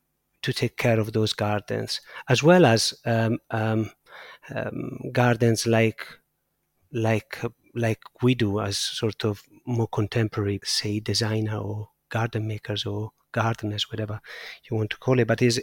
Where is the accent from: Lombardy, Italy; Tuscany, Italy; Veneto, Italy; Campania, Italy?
Tuscany, Italy; Siena; I grew up in a place where there was absolutely no garden. I grew up in the center of Siena, and I have no memories of gardens.